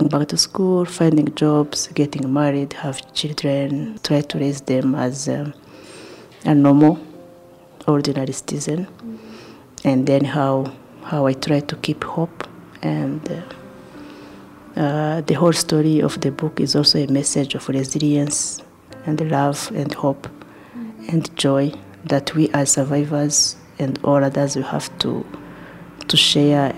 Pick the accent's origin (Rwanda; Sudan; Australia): Rwanda; Kigali; I was born in Kibagabaga and grew up there